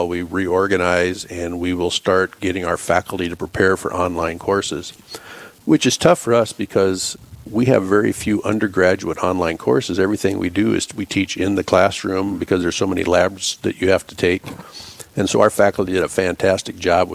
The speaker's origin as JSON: {"language": "English", "region": "South Dakota", "country": "United States", "tie": "born or raised there", "also_born_or_lived": "Draper, South Dakota / Fort Pierre, South Dakota / Cedar Rapids, Iowa / St. Cloud, Minnesota", "moved": "as an adult", "lives_now": "Rapid City, United States", "said": "I grew up in South Dakota. I was born and raised the first probably 10 years in Draper, South Dakota. And then we moved to Fort Pierre after"}